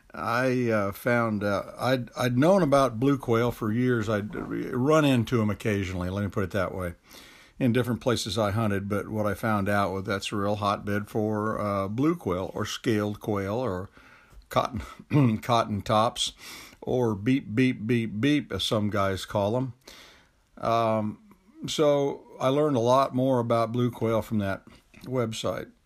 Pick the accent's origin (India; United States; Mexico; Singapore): United States; Georgia; from Georgia